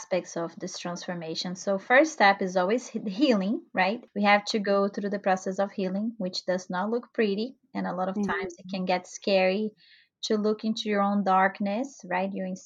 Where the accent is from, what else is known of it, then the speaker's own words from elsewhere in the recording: Brazil; moved away; I'm originally from Brazil.